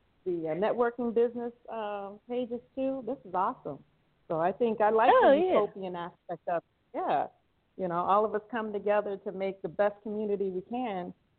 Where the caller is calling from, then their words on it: Thailand; I'm calling in from Thailand, and I just had a break from class